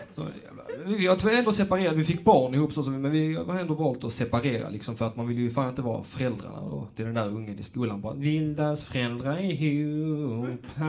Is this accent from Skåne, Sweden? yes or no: yes; Lund, Skåne, Sweden; Jag är faktiskt själv från Lund